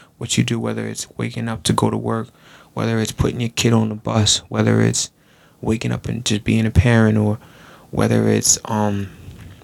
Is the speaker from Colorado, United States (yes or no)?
no; Long Island, New York, United States; I'm from Long Island, New York